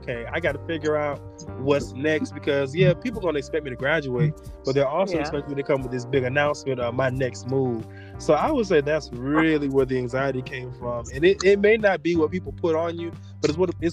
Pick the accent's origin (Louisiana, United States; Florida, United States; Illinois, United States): Florida, United States; Orlando; I'm also from Orlando